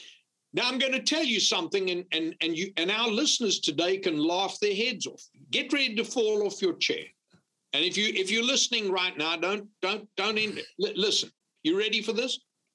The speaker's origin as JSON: {"language": "English", "region": "Louisiana", "country": "United States", "said": "And then, of course, I'd always tell them I'm from Louisiana, and some of them, especially from the northern states, they'd say, oh, I thought you sounded like a Cajun."}